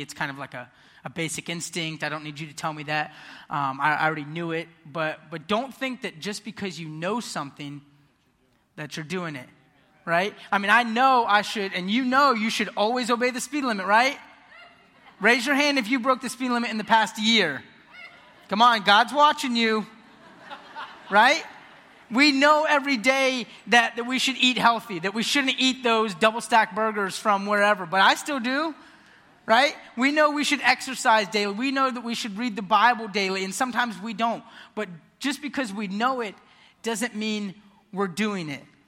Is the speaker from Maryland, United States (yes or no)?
no; Ocala, Florida, United States; I was born and raised here in Ocala.